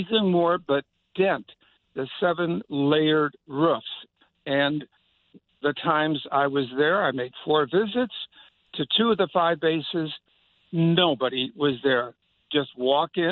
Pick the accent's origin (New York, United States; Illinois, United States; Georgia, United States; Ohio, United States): Illinois, United States; Chicago; I'm from Chicago